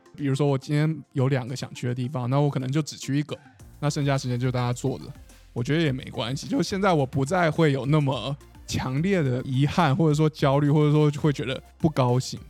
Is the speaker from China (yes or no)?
no; Taiwan; 因为我在台湾长大就不会觉得看海是一件非常难或很了不起的事情